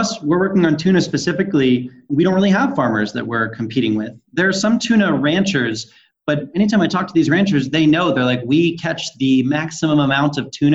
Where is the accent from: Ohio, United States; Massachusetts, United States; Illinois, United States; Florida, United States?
Massachusetts, United States; Salem; moved away as an adult; also born or lived in New York; now in California, United States; I grew up on the North Shore of Boston in the town called Salem, the one with the witch trials